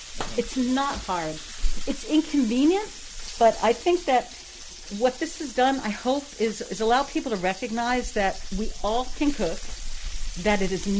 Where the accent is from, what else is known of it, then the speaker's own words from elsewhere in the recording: Philadelphia, Pennsylvania, United States; moved away as an adult; also born or lived in Cape May, New Jersey / Anchorage, Alaska; now in Washington, United States; I was born and raised in Philadelphia. But as a young adult, I moved to Cape May, New Jersey, which is the very southern tip of New Jersey. And I lived there off and on for 5 years. Right. Eventually, I moved to the West Coast.